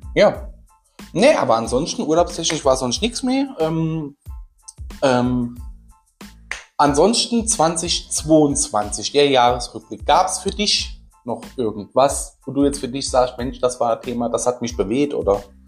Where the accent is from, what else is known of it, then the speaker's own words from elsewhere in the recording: Saarland, Germany; bei uns im Saarland